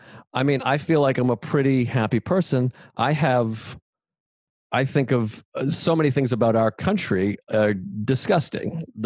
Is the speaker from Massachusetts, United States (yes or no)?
yes; Whitman, Massachusetts, United States; moved away; also born or lived in Everett, Massachusetts; I'm not from Everett. I lived in Everett. Where are you from? I'm from Whitman, which is also a dump.